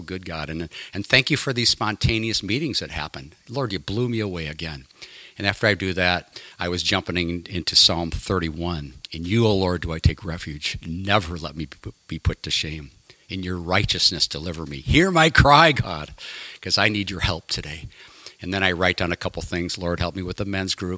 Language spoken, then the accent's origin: English; Illinois, United States; moved away as an adult; I grew up in Illinois